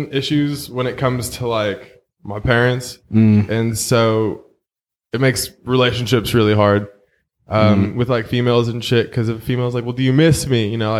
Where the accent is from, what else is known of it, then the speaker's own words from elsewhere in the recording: New York City, New York, United States; moved away; also born or lived in Fremont, California; But my memory starts off in Canarsie, Brooklyn. Growing up there with my mom and her, I guess, ex-husband, whatever he was.